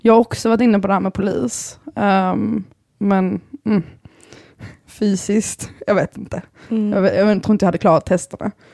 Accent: Bjärred, Skåne, Sweden; also born or lived in Lund; jag kommer från Bjärred

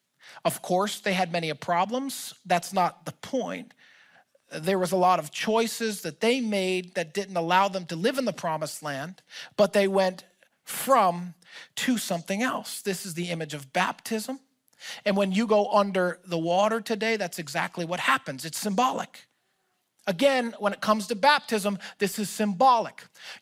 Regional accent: Philadelphia, Pennsylvania, United States; also born or lived in Orlando, Florida; my family, we are from Philadelphia. We got sent to Orlando, Florida to start a portion of my mom's business.

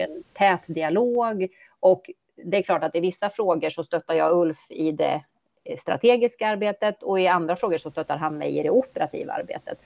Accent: Östergötland, Sweden; moved away as an adult; now in Eskilstuna, Sweden; Har en bakgrund som östgöte, född och uppväxt mm. i Östergötland

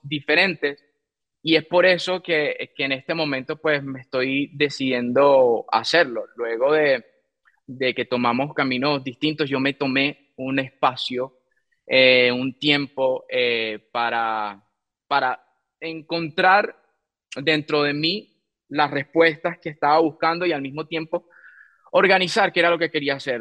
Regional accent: Venezuela; En mi país, Venezuela, em, tuve la oportunidad de, bueno, eh, comenzar, crecer

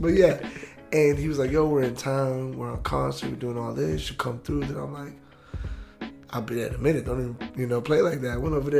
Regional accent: New York City, New York, United States; accent: New York; now in Florida, United States; I was already living in Florida for years and everything, so instantly my New York accent came out

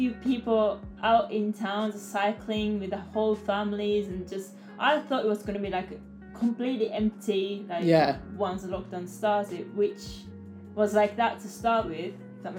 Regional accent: Japan; moved away as an adult; now in New Zealand; I'm from Japan.

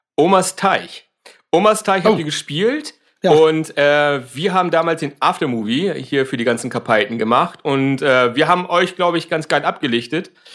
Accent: Hamburg, Germany; komme aus Hamburg.

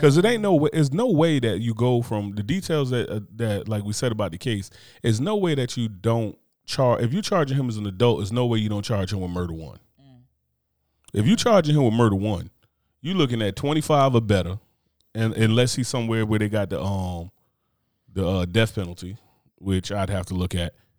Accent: New Jersey, United States; growing up in Jersey

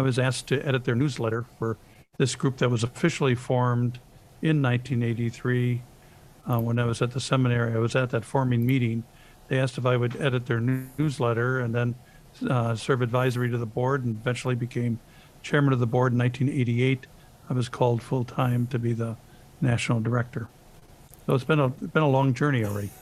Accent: Lake Geneva, Wisconsin, United States; I grew up in Lake Geneva, Wisconsin

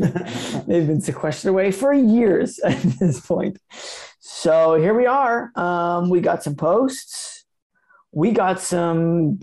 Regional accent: Asheville, North Carolina, United States; in my hometown of Asheville, North Carolina

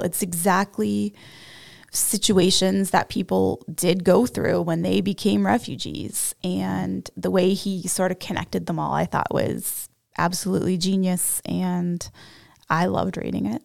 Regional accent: Canada; accent: Canadian; my Canadian accent

